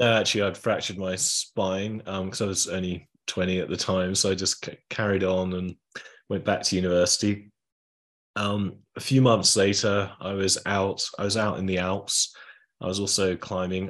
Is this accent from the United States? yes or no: no; England, United Kingdom; I was from England.